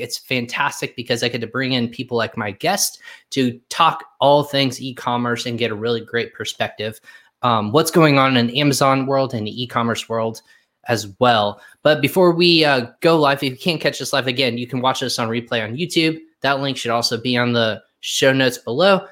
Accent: Indiana, United States; also born or lived in Virginia; I used to live in Virginia and I said I was from Indiana

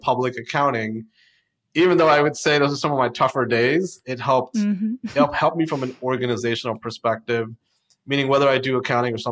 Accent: Florida, United States; I went back down to Florida because I'm from Florida

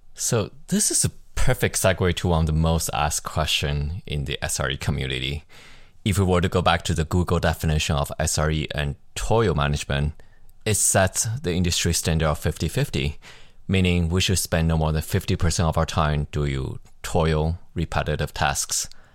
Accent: Canada; Being a Canadian

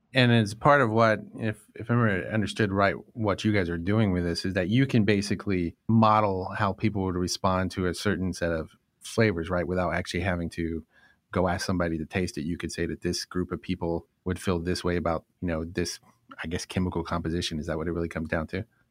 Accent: North Carolina, United States; moved away as an adult; also born or lived in Northeast United States; I grew up in North Carolina

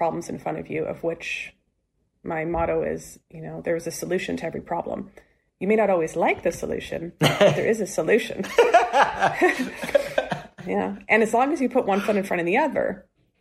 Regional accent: West Coast, United States; I am from the West Coast

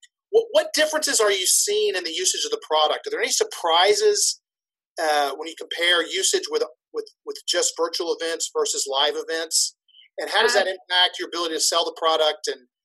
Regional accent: Nashville, Tennessee, United States; great to meet a fellow Nashvillian with a business.

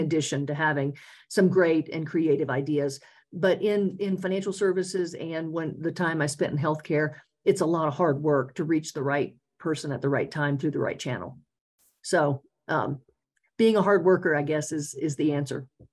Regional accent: Louisiana, United States; moved away as an adult; also born or lived in North Carolina; now in Colorado, United States; I spent 25 years in Louisiana um, starting out, and that's my home state.

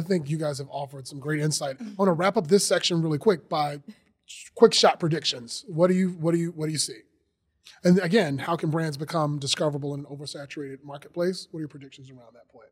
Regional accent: Georgia, United States; I'm from Georgia

